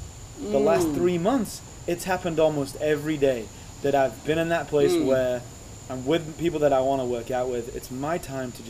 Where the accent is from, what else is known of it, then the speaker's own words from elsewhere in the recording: England, United Kingdom; Growing up in England